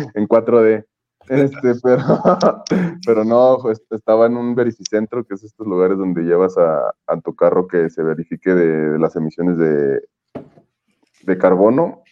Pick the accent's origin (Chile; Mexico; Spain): Mexico; Mexico City; moved away; mi ciudad de origen, que es la Ciudad de México